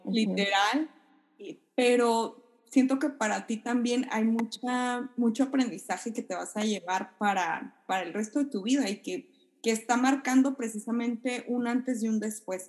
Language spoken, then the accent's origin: Spanish; Sonora, Mexico; now in Japan; yo que soy de Sonora, pues, no, no cae nieve por allá donde yo vivo